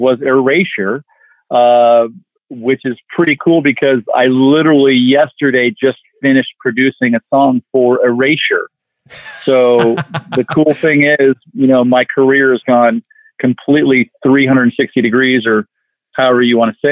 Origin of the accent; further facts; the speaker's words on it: Los Angeles, California, United States; Growing up in the San Fernando Valley in Los Angeles